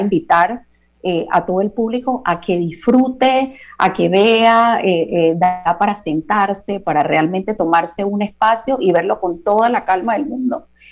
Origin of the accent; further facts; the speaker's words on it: Panama; nos corresponde como panameños.